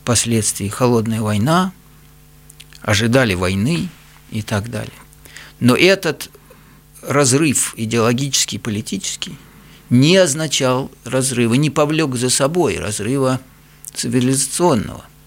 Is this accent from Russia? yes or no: yes; Russia; moved away; я вырос в России, я русский по, по культуре, по воспитанию